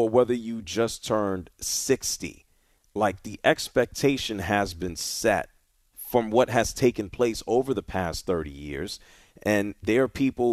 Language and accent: English; New York City, New York, United States; I'm from the Bronx, New York